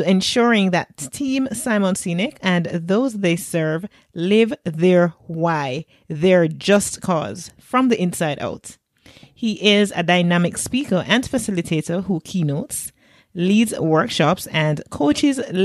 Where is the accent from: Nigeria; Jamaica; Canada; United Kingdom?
Jamaica